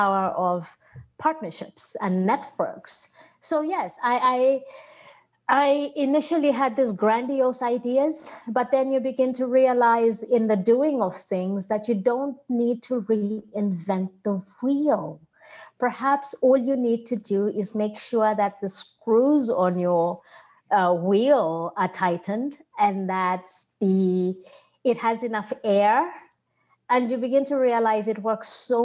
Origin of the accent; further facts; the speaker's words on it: Zambia; now in United States; my home country